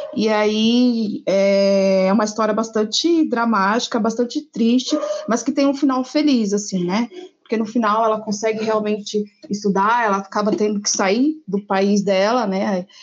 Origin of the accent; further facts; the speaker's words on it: Bahia, Brazil; now in São Paulo, Brazil; eu sou baiana, natural de uma cidade chamada Satridias, que fica uns 450 quilômetros ao norte de Salvador. Mas atualmente eu resido em Sampa